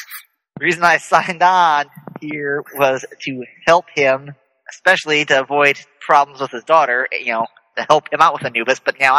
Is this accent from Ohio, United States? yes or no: no; Kentucky, United States; I'm from Kentucky. I'm a little bit country. I can take my whiskey.